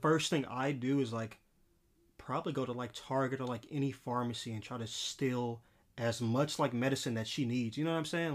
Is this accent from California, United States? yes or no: yes; Los Angeles, California, United States; especially growing up in L A, like, I'm from South Central L